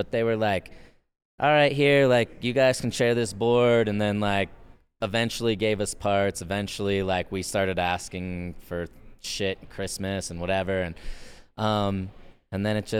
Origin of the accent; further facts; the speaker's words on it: Fort Leavenworth, Kansas, United States; Fort Leavenworth.